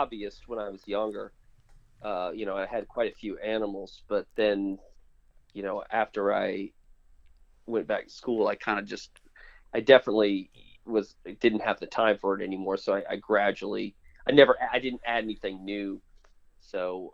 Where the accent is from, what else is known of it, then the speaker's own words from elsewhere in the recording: Florida, United States; I grew up in Florida